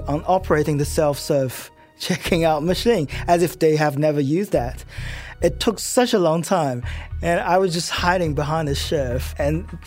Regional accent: China; now in Australia; I'm an Australian citizen, but I was born in China

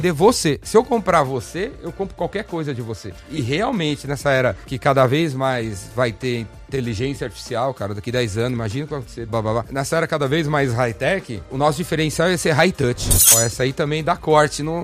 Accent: São Paulo, Brazil; eu sou paulistano, corintiano

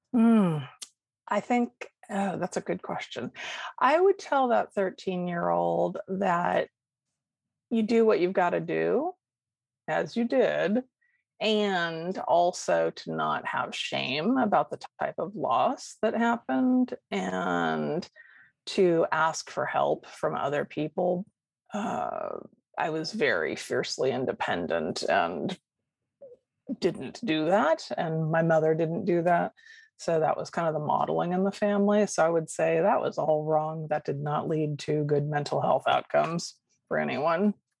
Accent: Sacramento, California, United States; I grew up in Sacramento, California, and left there when I was 18 to come down to Southern California for college.

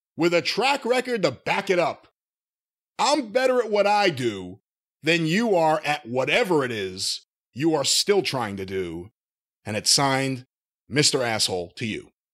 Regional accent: New York, United States; I grew up in New York

